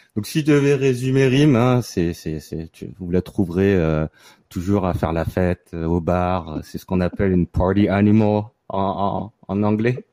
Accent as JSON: {"language": "French", "town": "Gardanne", "region": "Provence-Alpes-Côte d'Azur", "country": "France", "tie": "born or raised there", "also_born_or_lived": "Paris / Montreal", "moved": "as an adult", "lives_now": "New York, United States", "said": "je viens d'une petite ville à côté de Marseille qui s'appelle Gardanne. Euh, j'ai fait mes, les 20 premières années de ma vie euh, dans la région"}